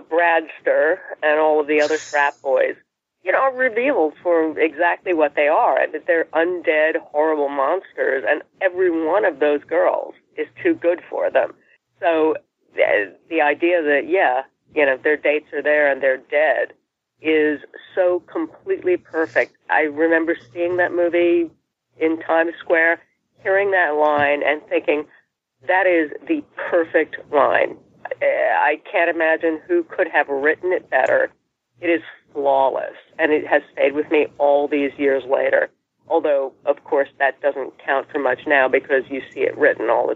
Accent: New York City, New York, United States; I grew up in Manhattan

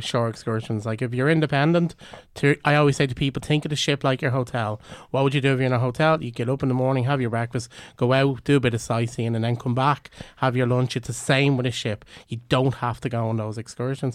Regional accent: Ireland; we're Irish

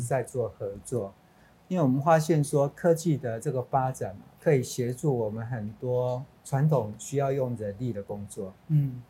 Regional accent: Taiwan; 我们台湾人

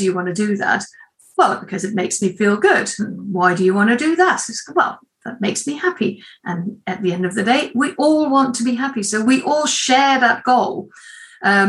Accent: Netherlands; moved away; I am from Holland, or the Netherlands, originally, but I've been here a long time now.

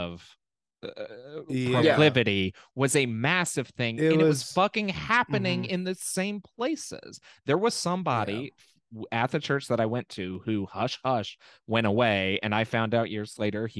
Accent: Birmingham, Alabama, United States; I'm from Birmingham.

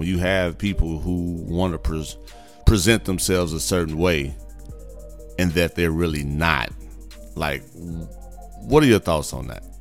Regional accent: Gary, Indiana, United States; I'm from the Midwest, Gary, Indiana. I'm about that life. I used to, or I grew up.

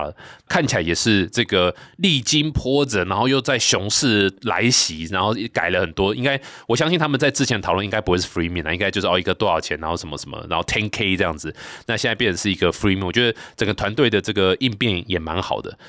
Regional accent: Taichung, Taiwan; accent: Taichung accent; 我是台中人

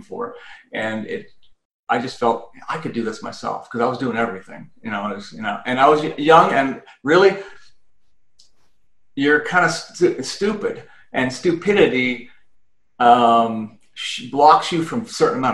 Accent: Canada; moved away as an adult; now in United States; I'm originally from Canada, and I had the Canadian version of a CPA up there. And I wanted to come down to the U.S.

